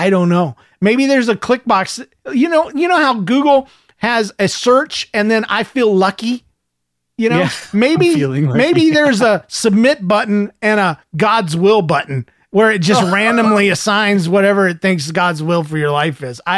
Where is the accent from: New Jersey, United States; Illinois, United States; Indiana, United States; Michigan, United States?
Michigan, United States; Since I'm from Michigan, we decided to meet halfway in Ohio and spend the day together.